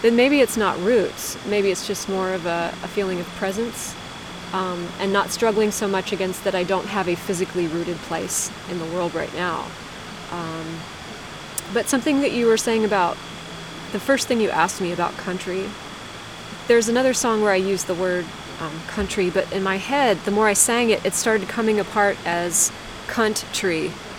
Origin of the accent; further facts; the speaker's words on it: Lancaster County, southeast Pennsylvania, United States; moved away as an adult; also born or lived in New York City; the region of Pennsylvania where I grew up